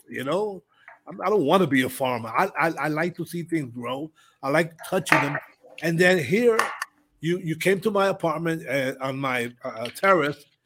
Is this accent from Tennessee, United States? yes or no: no; New York, United States; moved away; growing up in New York